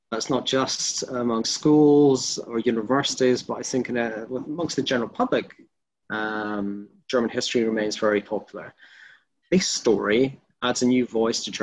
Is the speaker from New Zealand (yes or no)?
no; Glasgow, Scotland, United Kingdom; I'm originally from Scotland and Glasgow, though most people can't pick the accents.